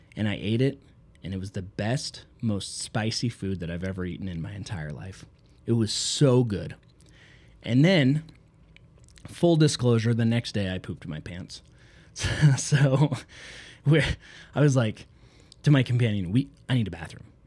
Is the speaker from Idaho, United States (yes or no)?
yes; Southeast Idaho, United States; I'm from Southeast Idaho, where I grew up in a city of 3,000 people.